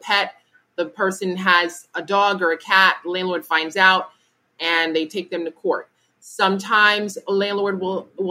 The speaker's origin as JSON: {"language": "English", "region": "New York", "country": "United States", "said": "as a New Yorker"}